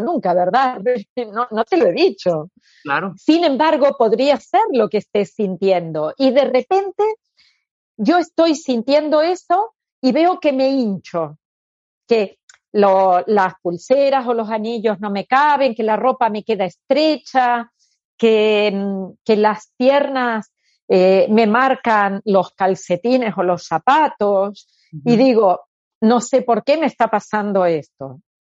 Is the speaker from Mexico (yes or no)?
no; Argentina; moved away as an adult; now in Spain; como nací en Argentina y era muy línea psicoanalítica, con 18 años hice psicoanálisis, ahí empecé. Y con 30 fue cuando vine aquí a España.